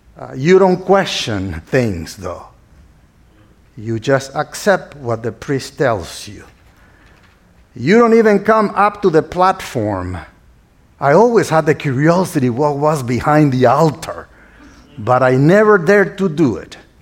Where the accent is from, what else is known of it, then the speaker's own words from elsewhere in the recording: northern Nicaragua, Nicaragua; English is a second language; now in United States; As you can hear my accent, I was not born here in the States, but I was born in a small uh, town in northern Nicaragua, which is Central America.